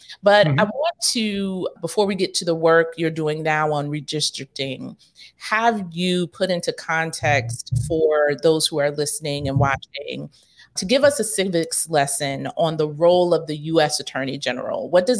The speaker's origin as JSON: {"language": "English", "town": "New York City", "region": "New York", "country": "United States", "tie": "born or raised there", "said": "I grew up in Rosedale, so not too far."}